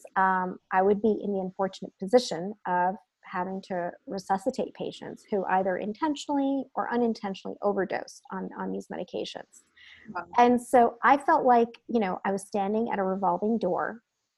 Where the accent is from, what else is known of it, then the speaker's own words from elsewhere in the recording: New Jersey, United States; moved away as an adult; also born or lived in Midwest / California; So I grew up in Jersey, so I'm a Jersey girl at heart